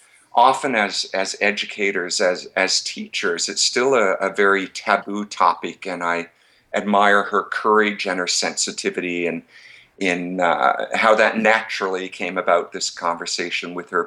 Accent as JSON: {"language": "English", "region": "Newfoundland and Labrador", "country": "Canada", "moved": "yes", "lives_now": "Toronto, Canada", "said": "I'm from Newfoundland originally. I live in Ontario now, in Toronto."}